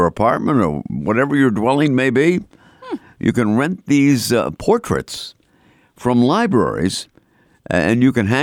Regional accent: Boston, Massachusetts, United States; accent: Boston; my Boston accent

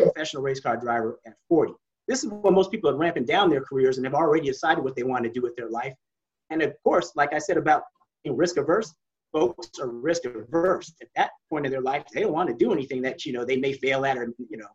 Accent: Northern California, United States; here I am growing up in Northern California

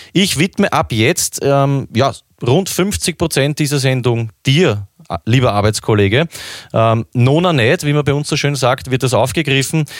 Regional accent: Vienna, Austria; bei uns in Wien

